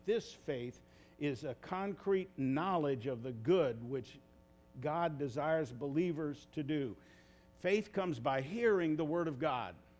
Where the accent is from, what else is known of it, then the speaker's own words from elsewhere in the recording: United States; as English speaking Americans